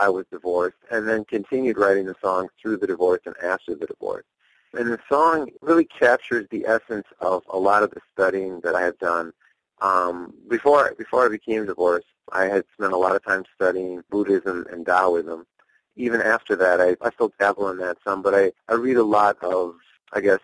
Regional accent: Oxford, Wisconsin, United States; also born or lived in Westfield, Wisconsin / Portage, Wisconsin / Eau Claire, Wisconsin; now in Milwaukee, United States; I grew up in a really small town called Oxford. I went to school in Westfield.

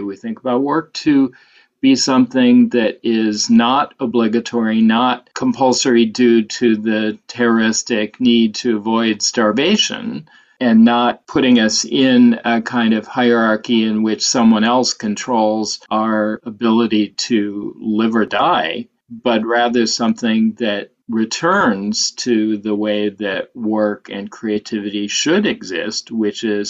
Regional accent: Detroit suburbs, Southeast Michigan, United States; I grew up in Southeast Michigan and the Detroit suburbs

